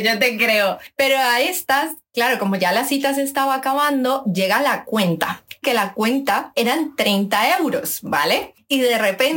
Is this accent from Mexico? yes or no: no; Colombia; now in Spain; tengo 20 a 30, soy colombiana, por cierto, así que si me notáis algún deje